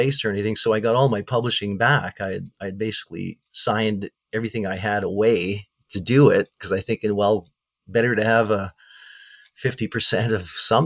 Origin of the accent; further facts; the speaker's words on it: Winnipeg, Manitoba, Canada; growing up in Winnipeg, you know, from 1983 on